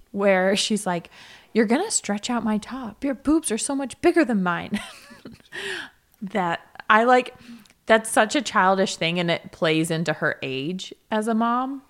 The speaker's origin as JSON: {"language": "English", "region": "the South", "country": "United States", "said": "I'm from the South"}